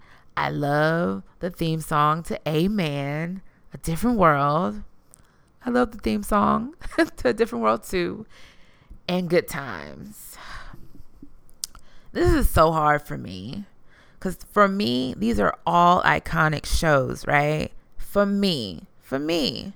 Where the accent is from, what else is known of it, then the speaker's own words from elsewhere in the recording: Houston, Texas, United States; I keep it real because I'm from the South Side. I plan to rep the South till the day that I die. That's so Houston.